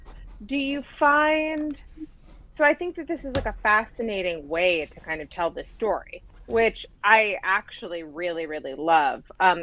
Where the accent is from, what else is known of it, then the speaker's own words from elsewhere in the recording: Rochester, New York, United States; also born or lived in Brooklyn, New York; I'm not from Mumbai. I'm from Rochester, New York.